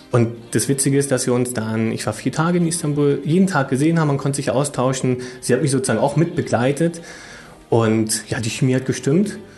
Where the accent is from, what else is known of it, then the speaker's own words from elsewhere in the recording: Berlin, Germany; Ich komme auch aus Berlin, von daher war das natürlich ganz praktisch.